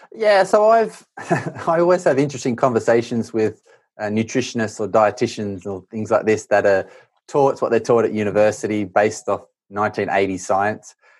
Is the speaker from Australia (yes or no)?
yes; Australia; moved away; I grew up in Australia